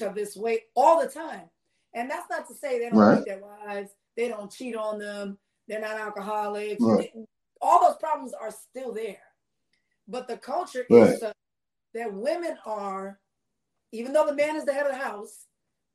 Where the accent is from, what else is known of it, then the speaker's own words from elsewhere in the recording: New York City, New York, United States; I grew up in the Bronx